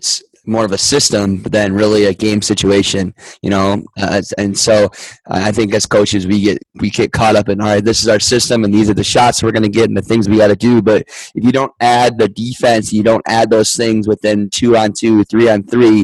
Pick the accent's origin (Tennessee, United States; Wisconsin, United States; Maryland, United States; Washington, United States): Wisconsin, United States; we're from Wisconsin out here